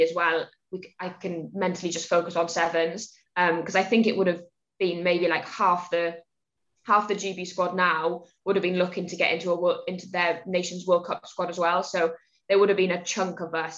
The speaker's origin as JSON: {"language": "English", "region": "Wales", "country": "United Kingdom", "said": "about 10 of us Welsh girls actually in that Bristol squad"}